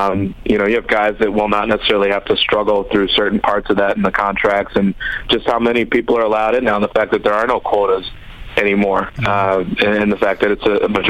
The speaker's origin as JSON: {"language": "English", "town": "Flossmoor", "region": "Illinois", "country": "United States", "tie": "born or raised there", "also_born_or_lived": "Texas", "said": "I grew up in Chicago. I was born in Texas. Grew up in Chicago during essentially the Jordan era."}